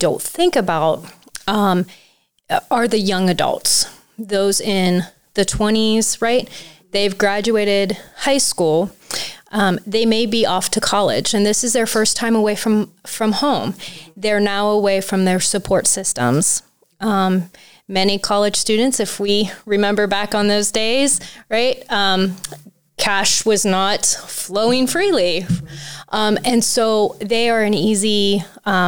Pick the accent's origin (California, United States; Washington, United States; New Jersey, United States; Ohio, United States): Ohio, United States; Tuscarawas County; I grew up here in Tuscarawas County